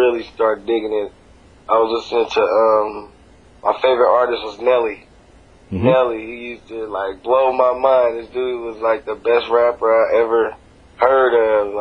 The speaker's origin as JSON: {"language": "English", "region": "West Coast", "country": "United States", "said": "I'm actually from the West Coast"}